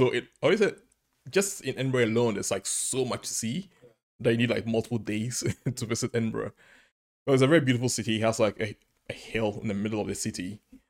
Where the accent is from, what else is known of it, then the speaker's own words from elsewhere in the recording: Ghana; now in United Kingdom; I'm originally from Ghana. It's a nice small country on the Atlantic in West Africa.